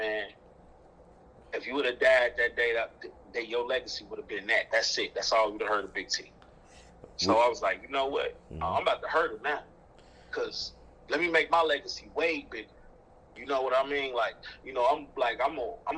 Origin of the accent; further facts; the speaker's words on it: Chicago, Illinois, United States; growing up in Chicago